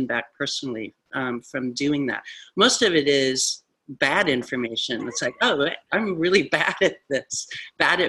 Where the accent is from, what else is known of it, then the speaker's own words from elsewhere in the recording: Midwest, United States; I'm from the Midwest